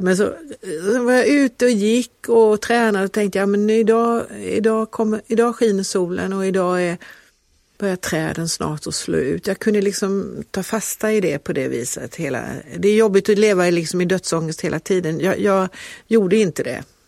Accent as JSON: {"language": "Swedish", "town": "Kalmar", "region": "Kalmar County", "country": "Sweden", "tie": "born or raised there", "moved": "yes", "lives_now": "Lund, Sweden", "said": "när vi växte upp i Kalmar"}